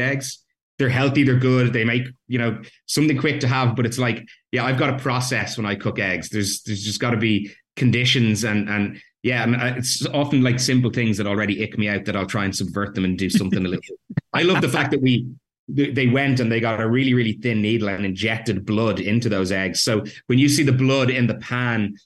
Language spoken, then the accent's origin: English; Ireland; I grew up in Ireland